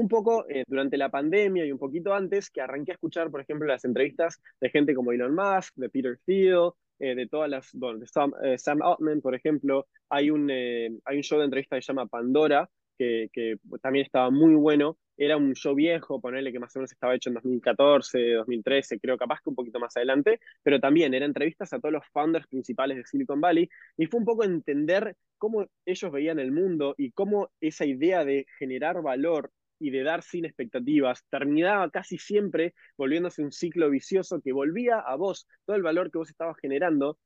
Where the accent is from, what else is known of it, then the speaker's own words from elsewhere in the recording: Uruguay; moved away; soy de Uruguay.